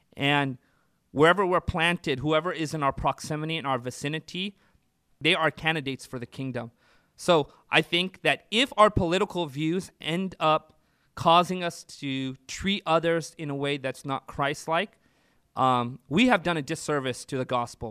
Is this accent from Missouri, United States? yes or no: no; Orange County, California, United States; now in Central California, United States; I was, uh, born and raised in Orange County